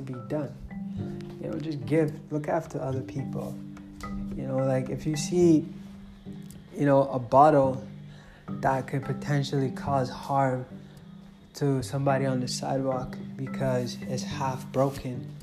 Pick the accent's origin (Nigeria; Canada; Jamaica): Nigeria; moved away; I came from Nigeria